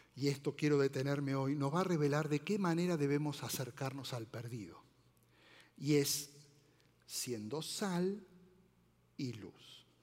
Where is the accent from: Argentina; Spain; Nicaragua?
Argentina; now in Mexico; soy argentino